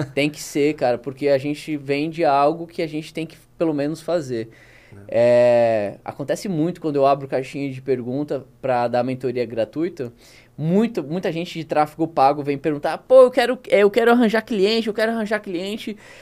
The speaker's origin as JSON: {"language": "Portuguese", "region": "South Region", "country": "Brazil", "accent": "southern (rolled R, guri/guria)", "moved": "yes", "lives_now": "Manaus, Brazil", "said": "eu puxo R"}